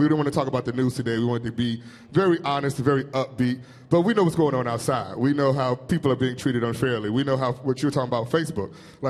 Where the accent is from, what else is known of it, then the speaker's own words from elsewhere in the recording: Gary, Indiana, United States; I'm from Gary, Indiana.